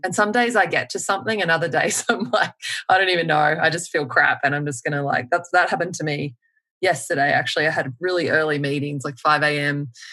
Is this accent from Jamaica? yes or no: no; Melbourne, Victoria, Australia; now in United States; I'm from Melbourne